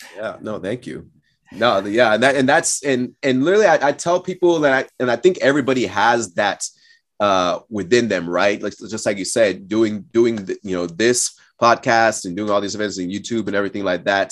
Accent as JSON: {"language": "English", "area": "the Northwest, between Portland and Seattle", "region": "Pacific Northwest", "country": "United States", "tie": "born or raised there", "also_born_or_lived": "Austin, Texas / Cameroon", "said": "came back to the U S when I was about six. and, uh, and spent most of my time in the Northwest between, uh, Portland and Seattle area"}